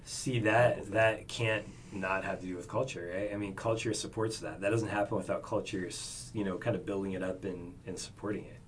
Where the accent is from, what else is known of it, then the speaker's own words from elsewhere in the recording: Oregon, United States; now in Arizona, United States; I'm from Oregon